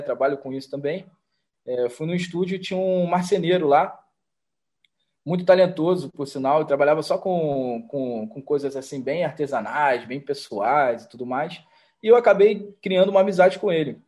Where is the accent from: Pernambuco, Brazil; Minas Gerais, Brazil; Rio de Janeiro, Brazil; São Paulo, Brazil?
Rio de Janeiro, Brazil; sou do Rio de Janeiro